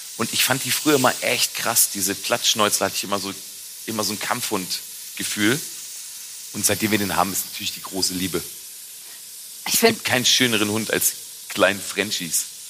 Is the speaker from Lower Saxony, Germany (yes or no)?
yes; a village near Braunschweig, Lower Saxony, Germany; ich komme ja aus dem Dorf bei Braunschweig und ich bin mit der Bratwurst in der Hand groß geworden.